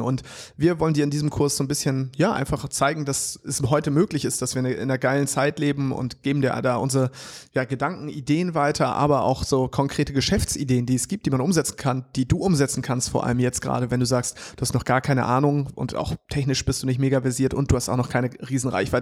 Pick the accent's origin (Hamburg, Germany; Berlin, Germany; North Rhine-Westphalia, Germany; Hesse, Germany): Hamburg, Germany; ich als Hamburger